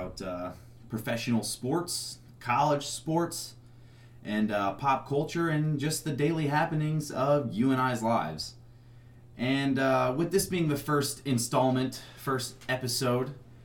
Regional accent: Southern Illinois, United States; I am also from Southern Illinois.

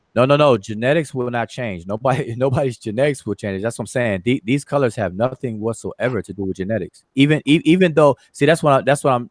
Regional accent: Washington, District of Columbia, United States; that's kind of near my stomping ground, the DMV, all all all way all day, Washington D.C.

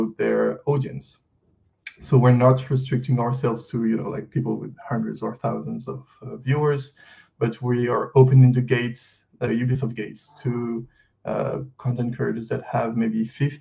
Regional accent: France; accent: French; English is a second language; I'm going to try to do the best I can with my accent to not let people know that I'm French. But I am French.

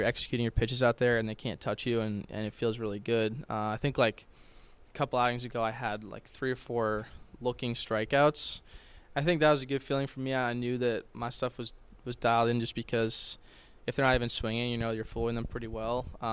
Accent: Boston, Massachusetts, United States; I'm from Boston, so I've been on Fenway the past few summers with the Cape League.

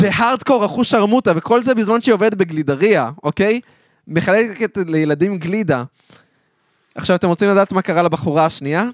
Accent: Modi'in Illit, Israel; למודיעין עילית, שם גדלתי

